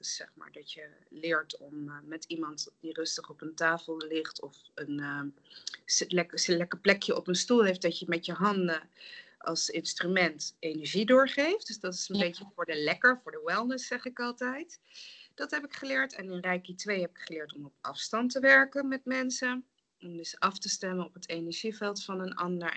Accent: Nijmegen, Gelderland, Netherlands; moved away as an adult; also born or lived in The Hague / Rotterdam / Germany / Singapore; Ik ben dus opgegroeid in Nijmegen en omgeving

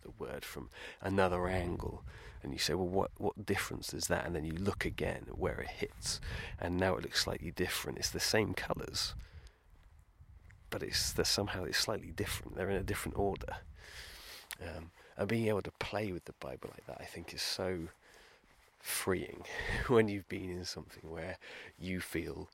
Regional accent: United Kingdom; being British

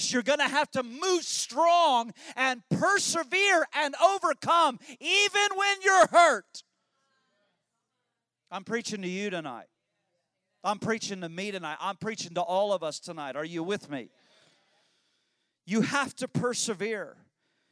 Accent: Illinois, United States; I was raised in Illinois

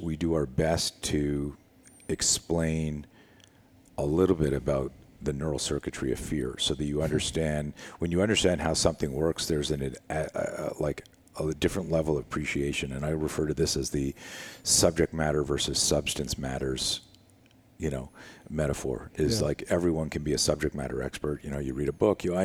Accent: Canada; I was one of the top skiers in Canada. I grew up in Canada.

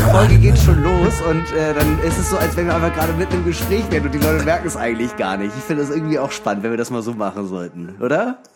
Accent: Germany; ich bin Deutscher.

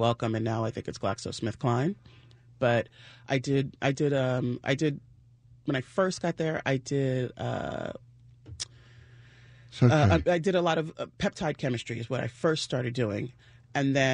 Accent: New Jersey, United States; moved away; I'm from Jersey

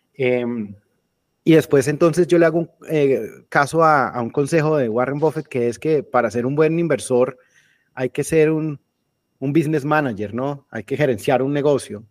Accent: Colombia; moved away as an adult; also born or lived in Germany / England; yo me fui de Colombia hace 20 años, más o menos, un poquito menos

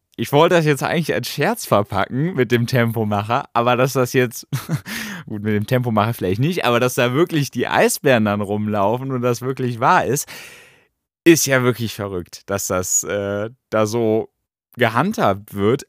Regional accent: Germany; bei uns in Deutschland

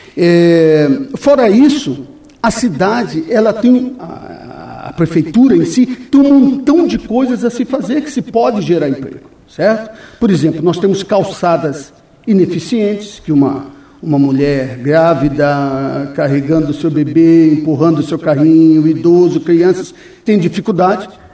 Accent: São Paulo, Brazil; moved away as an adult; also born or lived in Bolivia / Chile / Peru / Venezuela; now in Foz do Iguaçu, Brazil; eu saí do Brasil, doutor Nelson, em 1988 da minha cidade, de São Paulo.

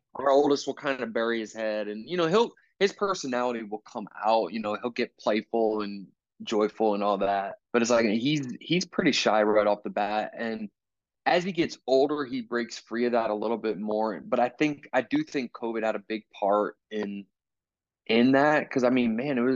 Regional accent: Philadelphia, Pennsylvania, United States; moved away as an adult; now in Indianapolis, United States; I was born and raised in Philly

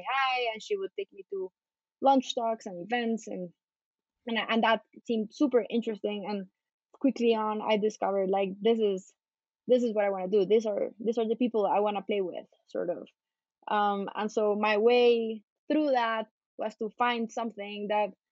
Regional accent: Bogota, Colombia; I'm a Colombian lawyer. I grew up in Colombia, in Bogota

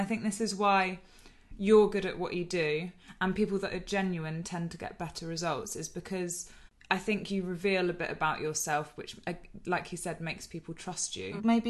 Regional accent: East of England, United Kingdom; And so am I, but we just don't sound it. We managed to kick the accent in time.

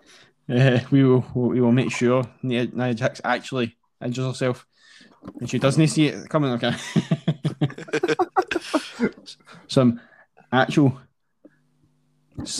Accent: Scotland, United Kingdom; we're Scottish

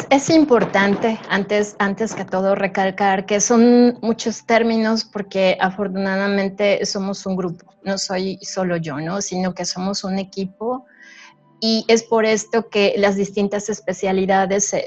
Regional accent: Mexico; hay, estudios que nos dicen que a pesar de, que todos somos mexicanos, cada, cada eh, zona geográfica tiene sus características ambientales

